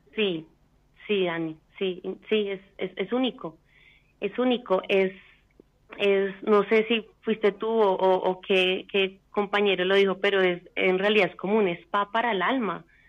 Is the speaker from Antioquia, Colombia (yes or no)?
no; Bogotá, Colombia; moved away as an adult; now in Vienna, Austria; Soy colombiana, de Bogotá eh, radicada en Austria, en Viena